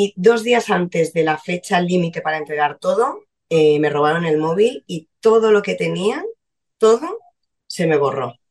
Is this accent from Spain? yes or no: yes; Valencia, Valencian Community, Spain; Nací en Valencia en enero